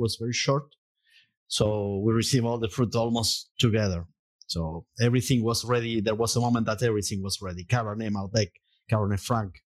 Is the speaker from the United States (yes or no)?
no; Mendoza, Argentina; English is a second language; I was born in Mendoza. So, surrounded by vineyards.